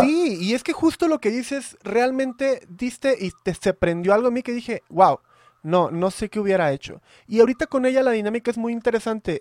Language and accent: Spanish; Veracruz, Mexico; now in Mexico City, Mexico; soy de Veracruz